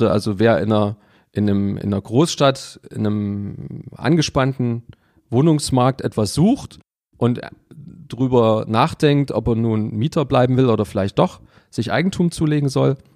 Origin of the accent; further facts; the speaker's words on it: Leipzig, Saxony, Germany; also born or lived in Munich; also ich bin gebürtiger Leipziger, ich habe mal fünf Jahre in München gelebt und ähm, das waren die Jahre 2000 bis 2004.